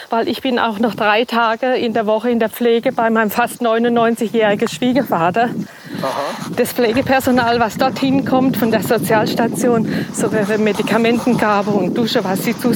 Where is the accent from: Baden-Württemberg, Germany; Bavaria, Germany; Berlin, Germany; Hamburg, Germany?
Baden-Württemberg, Germany; Schwaigern; now in Ingelheim, Germany; Nein, ich komme ja aus der Rotweinstadt Schweigern und bin in die Rotweinstadt äh, Ingelheim gezogen.